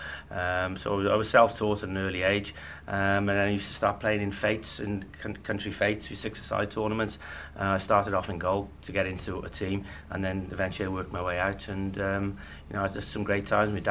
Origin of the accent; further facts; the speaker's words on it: Hereford, West Midlands, United Kingdom; also born or lived in Builth Wells, Wales; I was born in Bilth, Wales, and I moved to a pub just outside Hereford when I was 4 years